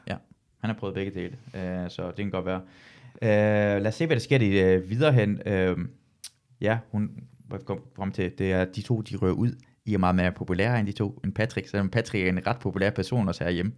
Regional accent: Jutland, Denmark; jeg er fra Jylland, så jeg bruger træls ofte.

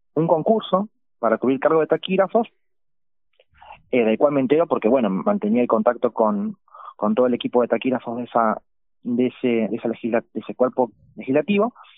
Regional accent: Victoria, Entre Ríos, Argentina; yo soy oriundo de Victoria y allí, en la escuela en la que transité la, el nivel secundario

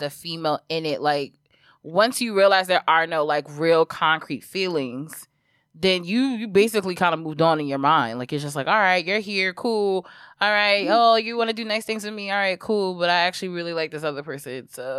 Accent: New York City, New York, United States; also born or lived in Brooklyn / Harlem; when we moved from Brooklyn to Harlem

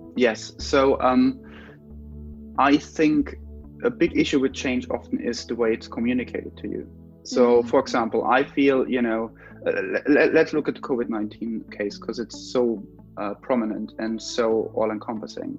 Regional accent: Germany; moved away as an adult; also born or lived in London; I'm from Germany, so I moved to London to do an MA

